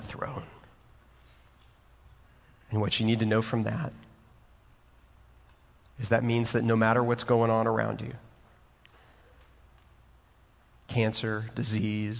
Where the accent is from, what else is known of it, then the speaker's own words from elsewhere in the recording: Waco, Texas, United States; also born or lived in Houston, Texas; I was born in Houston, Texas, and I grew up in Waco, Texas